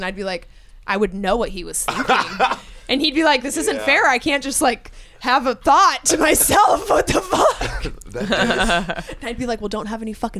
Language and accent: English; Cottonwood, Arizona, United States; born or raised there